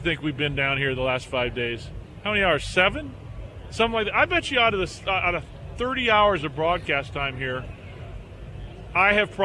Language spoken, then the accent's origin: English; Southern California, United States; I grew up in Southern California